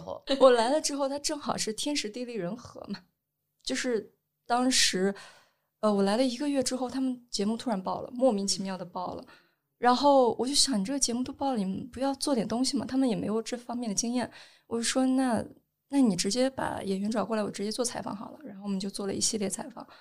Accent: Henan, China; 我从小就是一种非常严厉的被管教，因为我是河南人

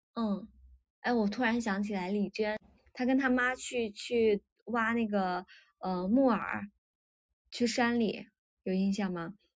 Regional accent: Shaanxi, China; 这个是在陕西，我感觉我，我们老家最喜欢，最喜欢包，就是做馒头吃的一种，做菜馒头吃的一种野菜

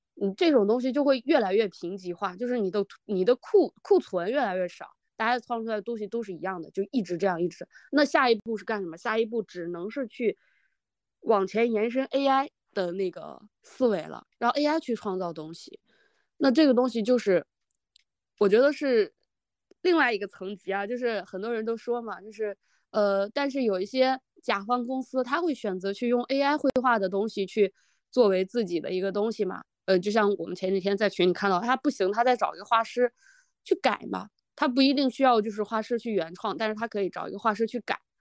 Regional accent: China; 特别是我们中国人

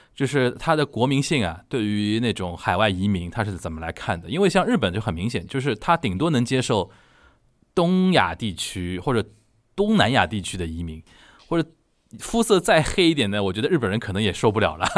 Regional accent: Shanghai, China; 我们上海人叫萨根啊

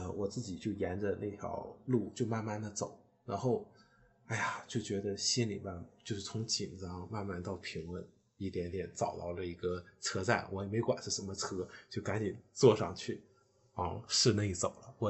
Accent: northern China, China; moved away as an adult; also born or lived in Shanghai / Hong Kong / Trier / Edinburgh; 虽然我是北方人

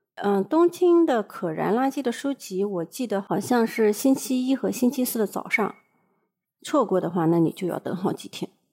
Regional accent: China; now in Japan; 我们中国人

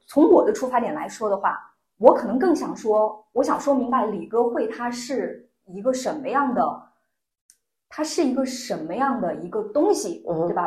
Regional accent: Lanzhou, Gansu, China; moved away; also born or lived in Shaanxi; 我来自，呃，甘肃，我生长在甘肃兰州，然后毕业于陕西师范大学，我的专业是心理学

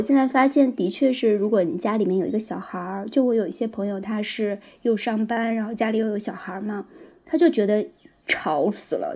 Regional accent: northern China, China; 我也是北方人

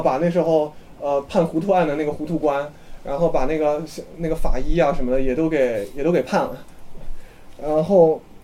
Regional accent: China; 我们中国人是爱好和平的民族

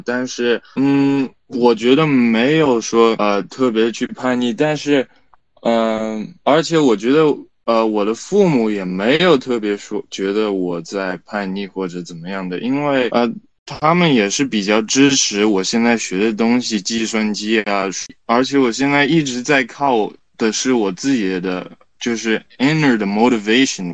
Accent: Shanghai, China; also born or lived in Italy; 我其实小时候一直是在上海长大的，然后我有可能只有，呃，暑假，呃，会回意大利，但是， 嗯， 因为我在国际学校

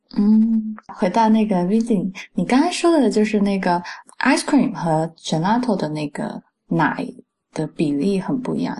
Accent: Fujian, China; 我是福建人

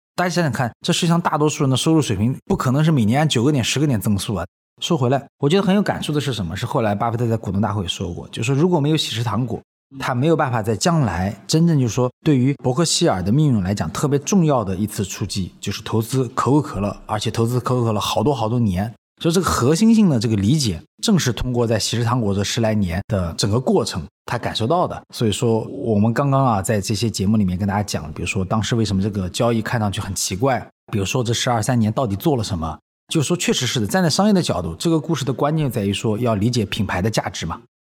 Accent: China; 以我一个中国人的标准来讲

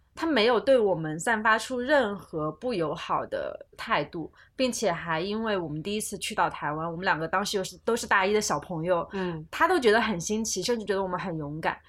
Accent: China; 我作为一个大陆人，在这种陌生的地方，我就觉得自己有一点代表大陆人

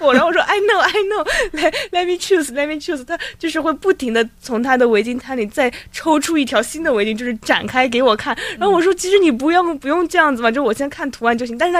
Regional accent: China; 然后一开始我们偶遇，她问我们是中国人吗？我们说是

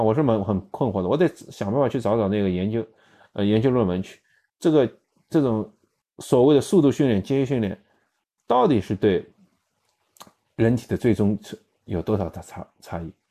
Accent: China; 有些时候是因为我们中国人去不了

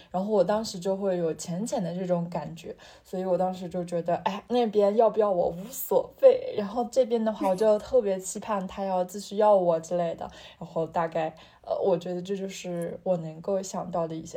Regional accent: northern China, China; moved away as an adult; 我作为一个北方人

